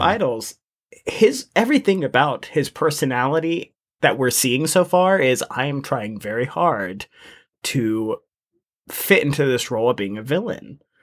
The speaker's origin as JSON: {"language": "English", "country": "United States", "said": "I'm actually from America"}